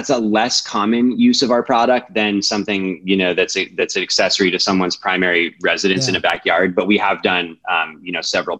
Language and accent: English; Colorado, United States; I grew up in Colorado. I'm a native Coloradan